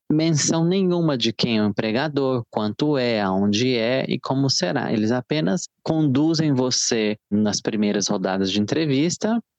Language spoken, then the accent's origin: Portuguese; Barra do Garças, Mato Grosso, Brazil; born there; Eu nasci em Mato Grosso, numa pequena cidade banhada pelo rio Araguaia, que se chama Barra do Garças.